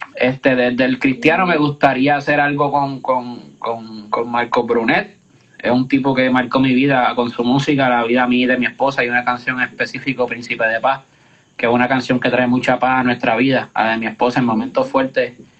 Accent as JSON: {"language": "Spanish", "country": "Puerto Rico", "said": "nuestra isla"}